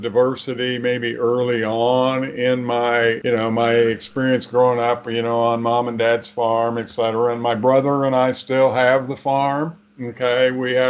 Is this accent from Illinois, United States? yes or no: yes; Mason County, Illinois, United States; I grew up in Mason County, Illinois. It's about 35 miles north of Springfield here. Our farm when I was growing up was, I'm going to say, maybe a little more diverse than the typical farm